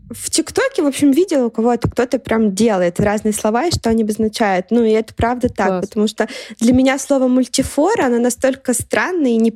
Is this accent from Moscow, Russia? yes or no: yes; Moscow, Russia; когда я привыкла, что я там из Москвы, и условно говоря, ну, Москва столица, и на это все должны равняться. Когда я начала ездить много, мне очень часто стали говорить, о, да у вас говор